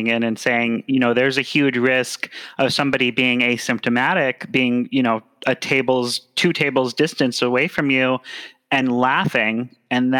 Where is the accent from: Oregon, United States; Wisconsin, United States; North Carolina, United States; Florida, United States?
Wisconsin, United States; moved away; I grew up in Wisconsin.